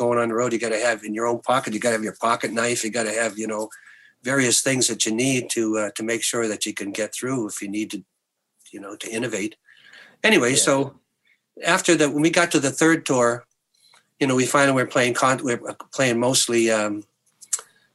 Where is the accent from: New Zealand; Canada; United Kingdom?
Canada; the Maritimes; I'm from the Maritimes.